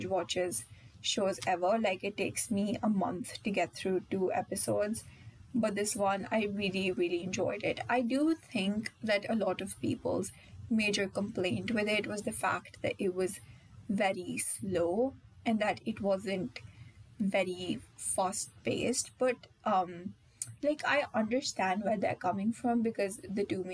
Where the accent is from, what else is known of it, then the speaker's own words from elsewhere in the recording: India; being an Indian